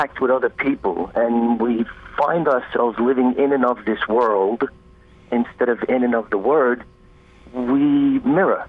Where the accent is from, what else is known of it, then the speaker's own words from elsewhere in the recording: Brooklyn, New York, United States; moved away as an adult; now in North Carolina, United States; I grew up in Brooklyn in a community of very much like-minded people